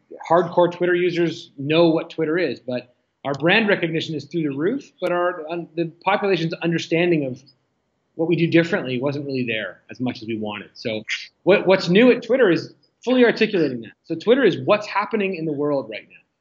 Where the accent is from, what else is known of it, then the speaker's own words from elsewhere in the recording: Ottawa, Ontario, Canada; moved away as an adult; now in Toronto, Canada; I'm a proud Canadian, born and raised in Ottawa, now living in Toronto for the last 20 years or so